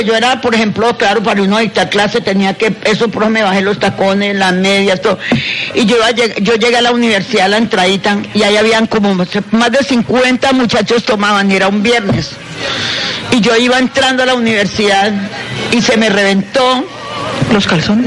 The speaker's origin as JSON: {"language": "Spanish", "town": "Ibagué", "region": "Tolima", "country": "Colombia", "tie": "born or raised there", "also_born_or_lived": "Falan, Tolima / Santa Isabel, Tolima / Bogotá", "said": "Yo soy de aquí del Tolima"}